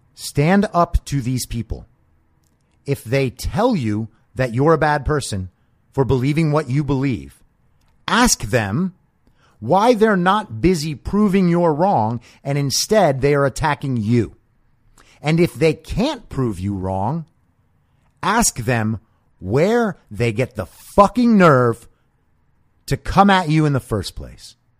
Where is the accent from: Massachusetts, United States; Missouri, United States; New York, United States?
New York, United States; when I was growing up in New York